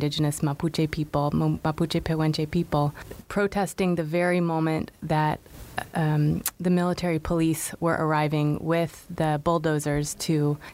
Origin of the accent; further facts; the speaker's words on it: United States; as an American